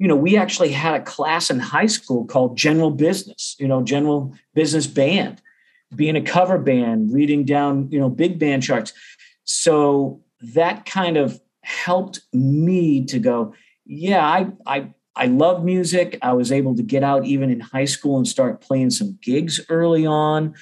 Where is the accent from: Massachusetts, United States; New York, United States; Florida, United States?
Massachusetts, United States; Beverly; accent: Boston; moved away as an adult; now in Oklahoma, United States; I grew up about 30 miles northeast of Boston. So I do a good job trying to hide the Boston accent